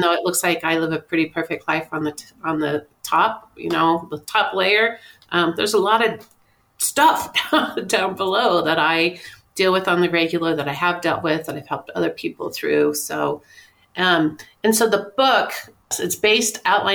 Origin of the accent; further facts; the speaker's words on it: Kansas, United States; growing up in Kansas, I was born and raised in a family of meager means